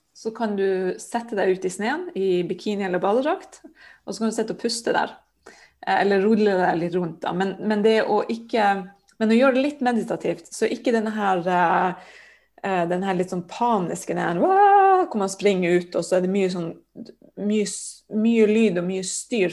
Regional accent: Sørøya, Finnmark, Norway; jeg er jo fra Finnmark, da, fra Sørøya som ligger sørvel på Sørøya, som ligger rett utenfor Hammerfest.

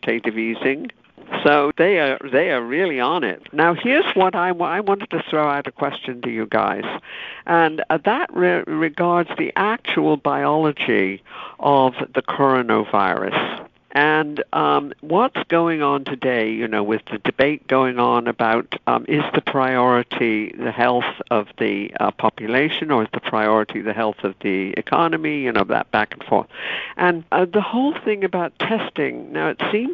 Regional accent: United Kingdom; moved away; I was growing up in Britain

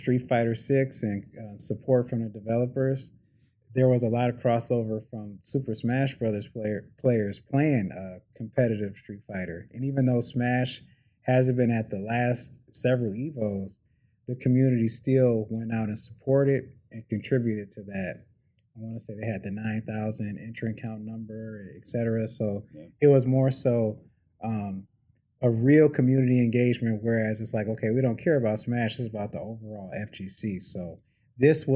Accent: Detroit, Michigan, United States; I'm from Detroit. I love Detroit.

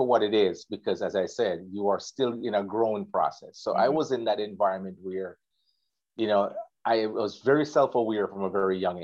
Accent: Water Lane, Clarendon, Jamaica; born or raised there; also born or lived in Kingston, Jamaica

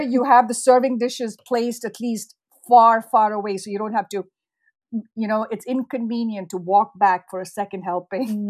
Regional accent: India; moved away as an adult; now in United States; I grew up in India

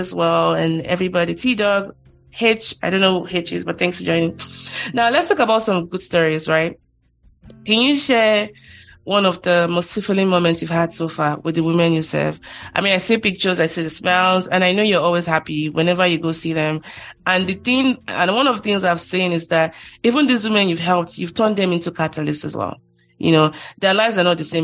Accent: Ikorodu, Lagos, Nigeria; I'm from Ikorodu

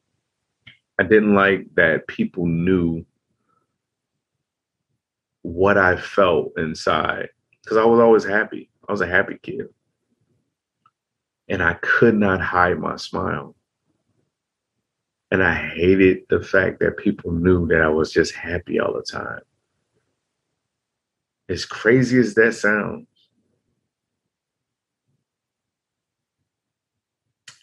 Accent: Chicago, Illinois, United States; growing up in Chicago, you have to have a mug on your face

